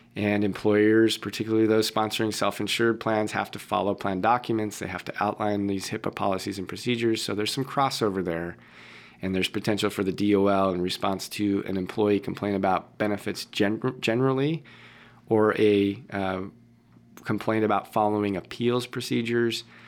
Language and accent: English; Boston, Massachusetts, United States; I was born in Boston, mm. Beth Israel Hospital in Boston